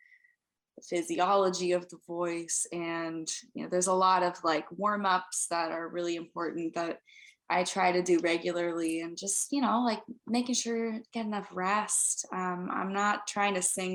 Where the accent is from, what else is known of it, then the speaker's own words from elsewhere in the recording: Seattle, Washington, United States; moved away as an adult; now in Nashville, United States; I'm from Seattle